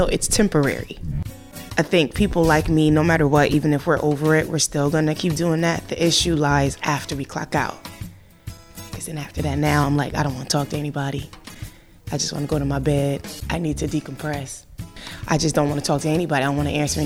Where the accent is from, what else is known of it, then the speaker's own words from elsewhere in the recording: Connecticut, United States; also born or lived in New Jersey; now in New York, United States; I was born in Jersey, raised in Connecticut, living in New York, so tri-state baby